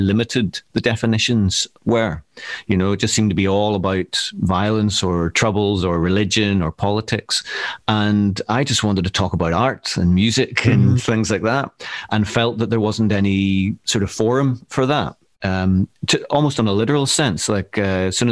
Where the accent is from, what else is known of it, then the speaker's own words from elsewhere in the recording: Northern Ireland, United Kingdom; moved away as an adult; now in Glasgow, United Kingdom; maybe you could tell from my accent. I'm from Northern Ireland, and I've been living in Glasgow over 20 years now